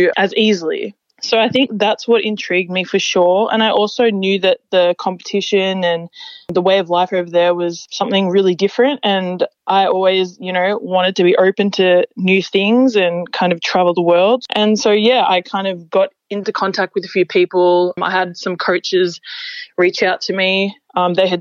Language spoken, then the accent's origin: English; Melbourne, Victoria, Australia; I'm from the Hampton area